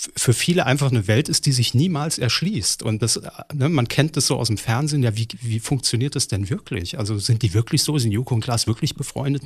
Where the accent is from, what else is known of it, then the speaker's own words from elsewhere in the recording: Saarland, Germany; moved away; Saarland, in meiner Heimat